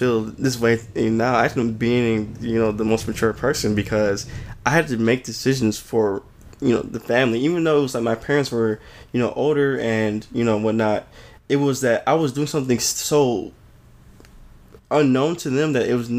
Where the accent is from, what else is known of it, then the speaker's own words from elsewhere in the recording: Farmington Hills, Michigan, United States; also born or lived in Detroit; I was born in Detroit. My brother and sister, they were born in Farmington Hills. We ended up moving out here, and you know, I grew up most of my life in Farmington Hills